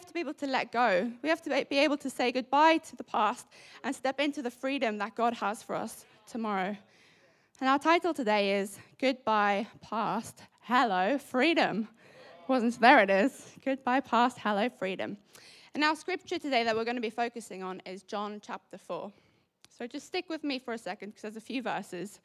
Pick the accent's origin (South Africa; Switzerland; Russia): South Africa; now in United Kingdom; as a South African